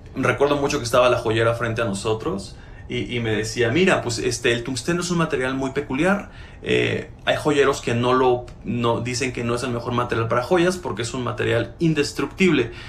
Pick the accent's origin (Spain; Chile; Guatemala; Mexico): Mexico; Aquí en mi país